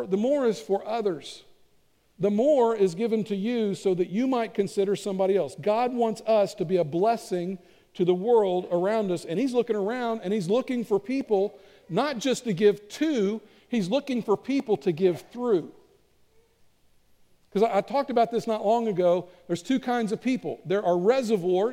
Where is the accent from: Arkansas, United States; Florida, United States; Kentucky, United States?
Kentucky, United States; I'm from Kentucky